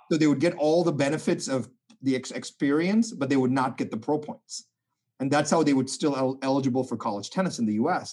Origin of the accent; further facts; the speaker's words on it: India; I was born in India